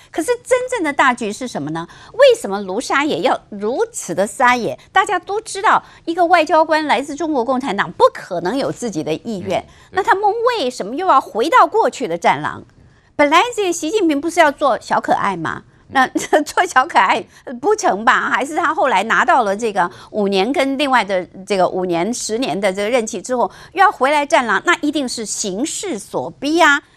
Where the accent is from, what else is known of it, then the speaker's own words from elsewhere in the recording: Taiwan; 我们台湾人